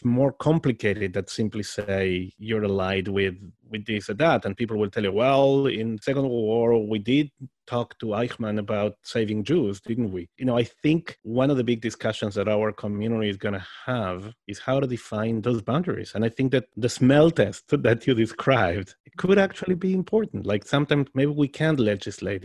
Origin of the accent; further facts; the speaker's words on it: Argentina; first language Spanish and Hebrew; English is a second language; I'm from Argentina